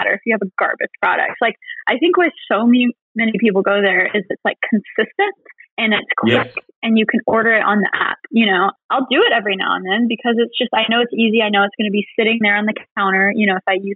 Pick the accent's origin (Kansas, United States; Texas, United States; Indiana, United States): Texas, United States; I'm born and raised from Texas, so we have a Chick-fil-A on basically every corner.